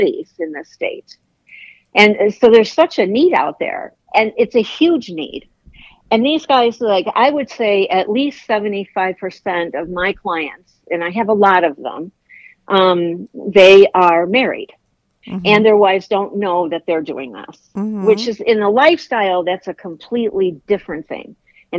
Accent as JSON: {"language": "English", "town": "Chicago", "region": "Illinois", "country": "United States", "also_born_or_lived": "Virginia", "moved": "yes", "lives_now": "Florida, United States", "said": "I'm from Chicago. I live in Florida"}